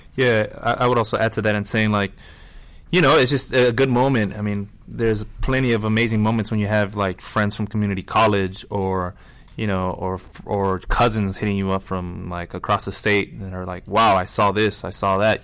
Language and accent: English; La Mirada, California, United States; I'm from La Mirada, which is like a suburb of LA.